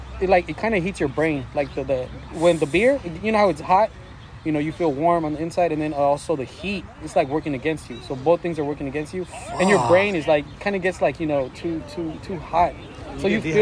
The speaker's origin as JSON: {"language": "English", "country": "Mexico", "tie": "born or raised there", "moved": "yes", "lives_now": "United States", "said": "She was born in Mexico. I was born in Mexico."}